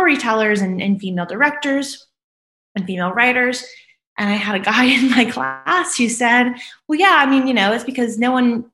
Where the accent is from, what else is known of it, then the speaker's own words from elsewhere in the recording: New Orleans, Louisiana, United States; moved away; I'm from New Orleans, Louisiana originally, but I kind of travel a little bit all over the world now